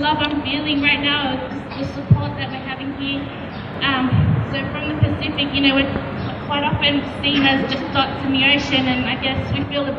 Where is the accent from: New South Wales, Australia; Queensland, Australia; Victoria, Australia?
New South Wales, Australia; Sydney; I was born in Sydney, raised in Sydney, so I consider myself as a proud Australian as well. But I come from a long line of Pacific warriors spread across the Pacific Ocean.